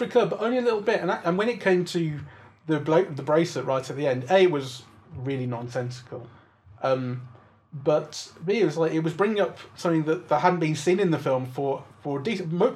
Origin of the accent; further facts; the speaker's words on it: England, United Kingdom; as an English person